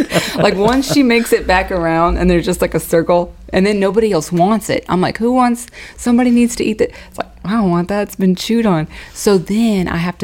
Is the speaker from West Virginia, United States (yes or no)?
yes; West Virginia, United States; moved away; growing up in West Virginia, we had we had a whole farm, you know, animals and farm and everything